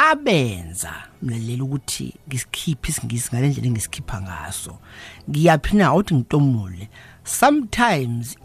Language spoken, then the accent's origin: Zulu; KwaZulu-Natal, South Africa; also born or lived in Cedarville; ngizalelwe la e, eKZN ngafunda khona